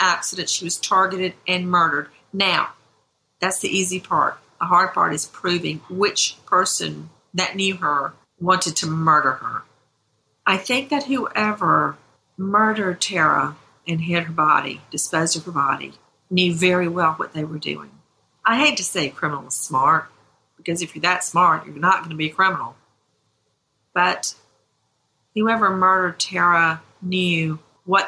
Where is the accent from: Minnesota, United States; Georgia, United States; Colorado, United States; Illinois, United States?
Georgia, United States; Macon; I'm from Macon, Georgia, the really big county, out in the middle of really nowhere, where all you could see were tall pine trees and soybean fields. That's where I come from. And Hawkinsville is just a hop, skip, and a jump away from where I grew up